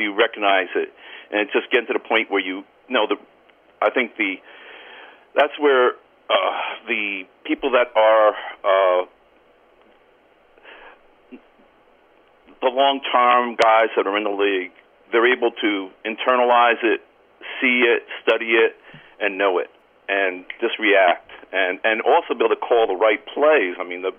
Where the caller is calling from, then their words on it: Cranford, New Jersey, United States; Cranford, New Jersey.